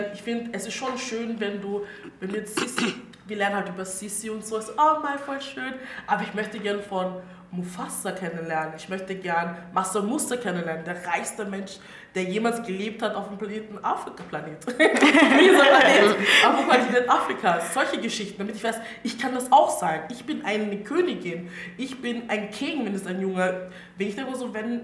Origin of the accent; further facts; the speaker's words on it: Styria, Austria; accent: Styrian; ich bin aus der Steiermark und ich rede ab und zu eh steirisch